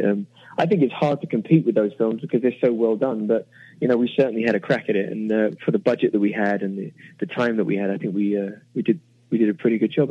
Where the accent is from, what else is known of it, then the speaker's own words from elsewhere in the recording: England, United Kingdom; moved away as an adult; now in United States; as an Englishman, as a British man